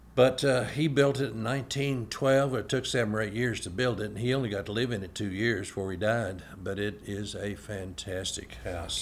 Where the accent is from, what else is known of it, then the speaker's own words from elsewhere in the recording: Shakertown, Kentucky, United States; I grew up in Shakertown and spent a lot of time. I went to Shakertown Elementary School